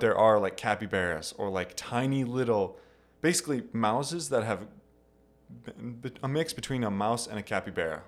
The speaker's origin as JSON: {"language": "English", "region": "Wisconsin", "country": "United States", "also_born_or_lived": "Taiwan", "said": "we're coming from Wisconsin"}